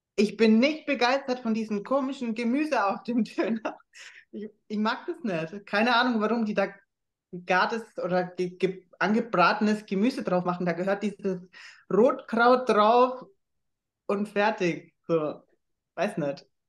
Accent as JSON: {"language": "German", "town": "Schweinfurt", "region": "Bavaria", "country": "Germany", "said": "Ich komme ja aus Schweinfurt"}